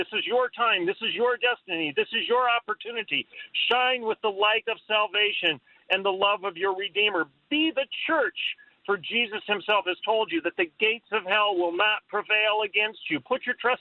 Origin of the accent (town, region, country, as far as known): United States